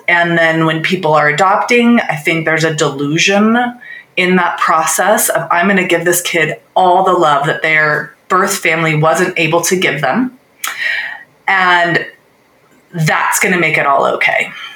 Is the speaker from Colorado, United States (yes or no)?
yes; Littleton, Colorado, United States; I was growing up in Littleton, Colorado